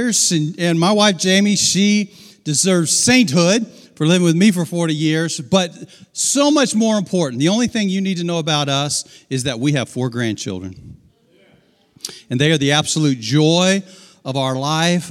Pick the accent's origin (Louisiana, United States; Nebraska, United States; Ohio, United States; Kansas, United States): Ohio, United States; Dayton; moved away as an adult; now in Georgia, United States; I was raised down the road in Dayton and thought for 40 years we'd get back to Ohio, and we made it as far as Georgia